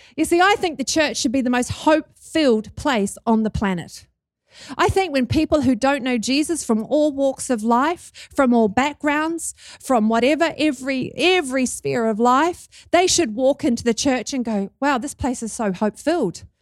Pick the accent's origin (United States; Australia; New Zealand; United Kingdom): New Zealand; accent: Kiwi; Can you hear my Kiwi accent?